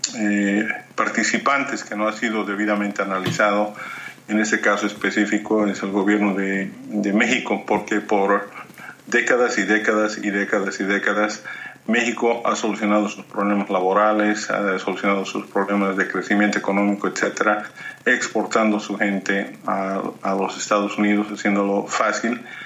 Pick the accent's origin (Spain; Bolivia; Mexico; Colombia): Bolivia; born or raised there; moved away